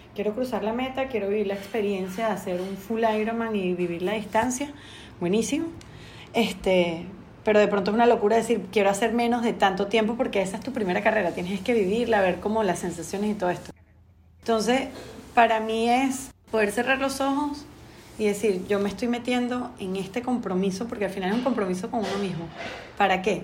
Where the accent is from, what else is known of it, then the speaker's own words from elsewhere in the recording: Venezuela; moved away as an adult; now in Panama; soy venezolana viviendo en Panamá hace 12 años